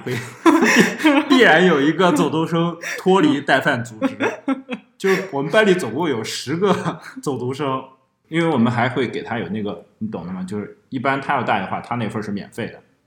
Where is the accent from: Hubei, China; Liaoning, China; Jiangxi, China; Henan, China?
Henan, China; 我们家乡那边儿的刀削面确实是不一样